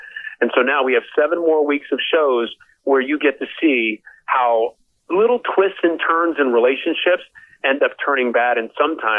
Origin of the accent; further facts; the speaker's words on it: Philadelphia, Pennsylvania, United States; Philly, my hometown.